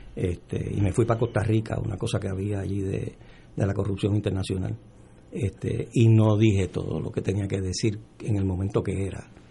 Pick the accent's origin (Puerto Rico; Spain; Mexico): Puerto Rico; also born or lived in Dominican Republic; yo soy dominicano, yo nací en la República Dominicana, llegué aquí de los dos años, en la época de Trujillo, eh, y, y todo lo que tengo y todo lo que soy se lo debo a Puerto Rico